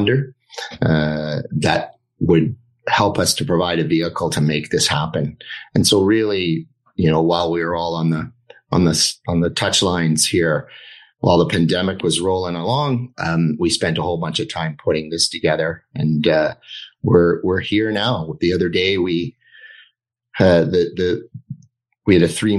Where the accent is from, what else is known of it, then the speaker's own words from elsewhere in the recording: British Columbia, Canada; being born here.